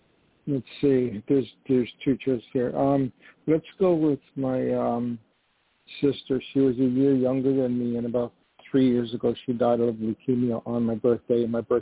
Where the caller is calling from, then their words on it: New York, United States; I spell it with a Y, so V-Y-N-C, and I'm calling from New York.